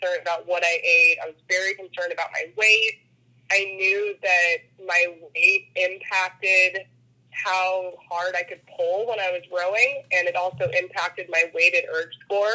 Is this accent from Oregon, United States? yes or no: no; Bird Creek, Alaska, United States; I was born and raised in Bird Creek, which is about 25 miles south of Anchorage